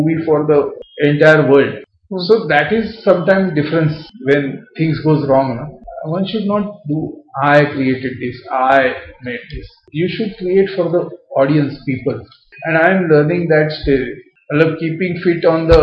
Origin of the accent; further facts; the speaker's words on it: Maharashtra, India; I am purely Indian, purely Maharashtrian